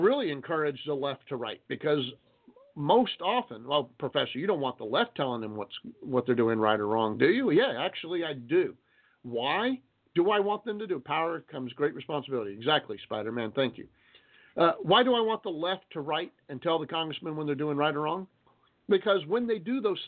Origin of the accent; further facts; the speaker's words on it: United States; We know we have rights as Americans